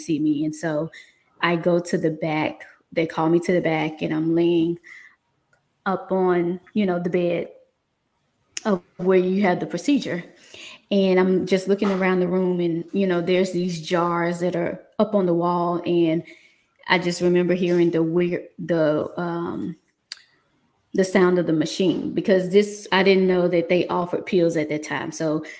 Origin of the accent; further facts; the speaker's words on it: Mississippi, United States; now in Atlanta, United States; I'm originally from Mississippi, so born and raised, bred, you know, country girl, but decided to move